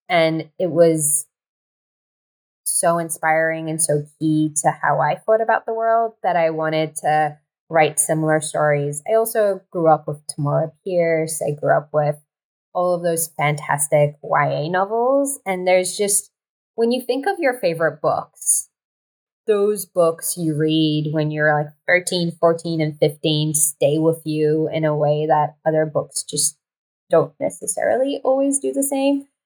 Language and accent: English; Kerman, Kerman Province, Iran; I was in my hometown of Kerman, which is like this small, sleepy, very conservative town in Iran